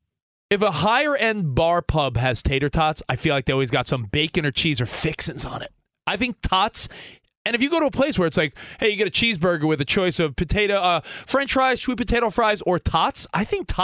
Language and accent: English; Long Island, New York, United States; I grew up on Long Island.